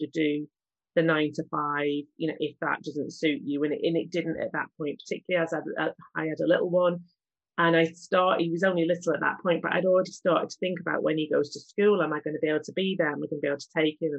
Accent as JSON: {"language": "English", "town": "Manchester", "region": "North West England", "country": "United Kingdom", "tie": "born or raised there", "said": "I'm from Manchester, born and bred there"}